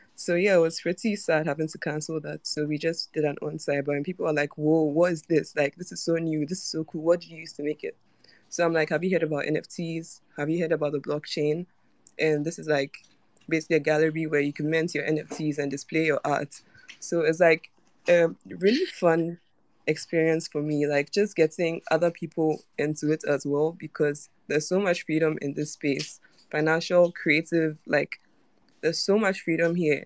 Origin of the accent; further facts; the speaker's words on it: Ghana; now in Accra, Ghana; I'm from Ghana actually, and so I'm calling from I'm calling in from Accra right now.